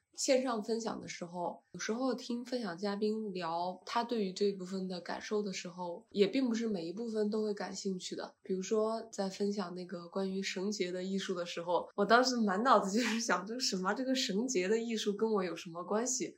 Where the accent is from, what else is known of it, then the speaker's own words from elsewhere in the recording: China; 我是从中国来的